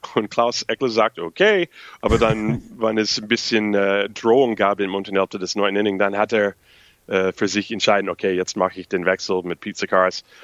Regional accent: United States; German is a second language; moved away as an adult; als ich nach Europa gezogen bin, als Amerikaner. Ich bin hier seit zehn Jahren

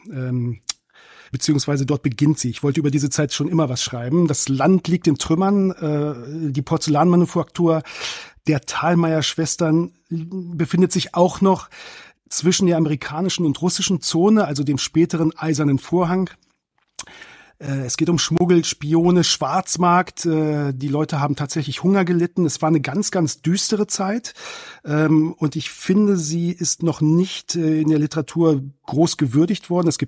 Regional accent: Braunschweig, Lower Saxony, Germany; Ähm, ich bin tatsächlich äh, im Zonenrandgebiet aufgewachsen. Ich hatte ja vorhin gesagt, äh, gebürtiger Braunschweiger, aber vor allem die, mein, die Familie meines Vaters lebte in Walkenried am, im Harz, exakt einen Kilometer von den Grenzbefestigungen entfernt.

